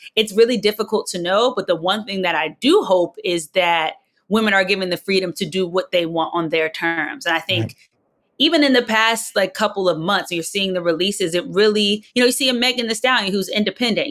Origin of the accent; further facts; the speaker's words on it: New Jersey, United States; I'm not from the South, I'm from South Jersey